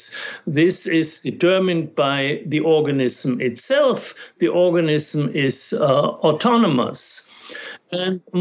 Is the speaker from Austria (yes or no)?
yes; Austria; first language German; English is a second language; moved away; I grew up in Austria